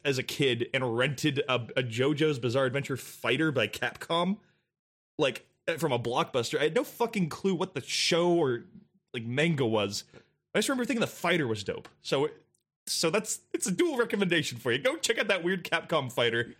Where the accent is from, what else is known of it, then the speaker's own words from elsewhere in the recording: Santa Barbara, California, United States; now in Los Angeles, United States; my hometown of Santa Barbara